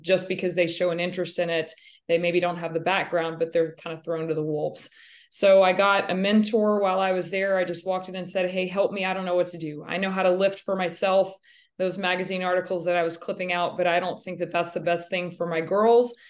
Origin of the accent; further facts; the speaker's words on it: Wichita Falls, Texas, United States; I am from Wichita Falls, Texas, not to be confused with Wichita, Kansas. I was born and raised and lived my entire life in the state of Texas